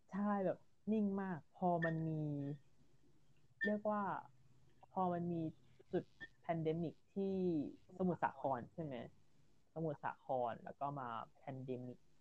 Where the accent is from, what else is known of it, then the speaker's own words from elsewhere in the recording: near the Myanmar border, western Thailand, Thailand; โลเคชันที่ตั้งของ ภูมิลำเนาของเรานั้นกับชายแดนนั้นอยู่ใกล้กัน